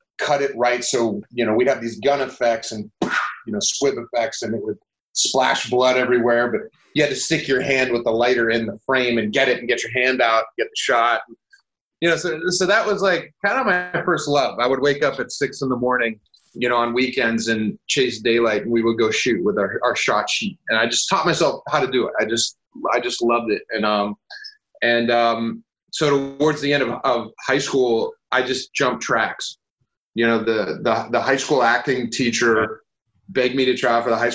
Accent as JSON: {"language": "English", "region": "Western Pennsylvania", "country": "United States", "tie": "born or raised there", "moved": "yes"}